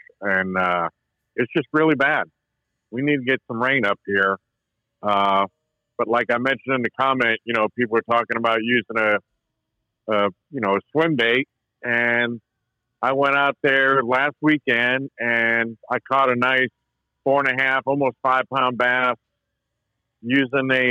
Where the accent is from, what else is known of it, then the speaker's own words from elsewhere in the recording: Maine, United States; now in Virginia, United States; I grew up in Maine